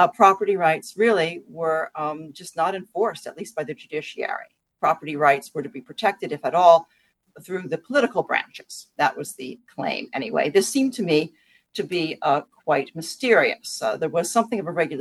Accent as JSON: {"language": "English", "town": "Washington", "region": "District of Columbia", "country": "United States", "tie": "born or raised there", "said": "I grew up in Washington, D.C."}